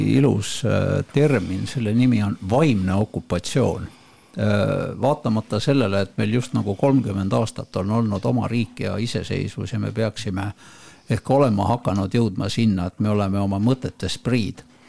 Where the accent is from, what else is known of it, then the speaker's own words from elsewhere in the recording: Estonia; me oleme eestlased